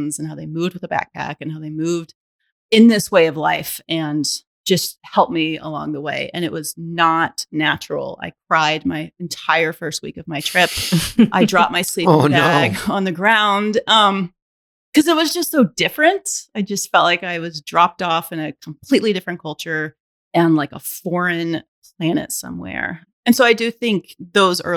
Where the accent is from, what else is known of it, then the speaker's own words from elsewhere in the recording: Alabama, United States; I was born and raised in Alabama.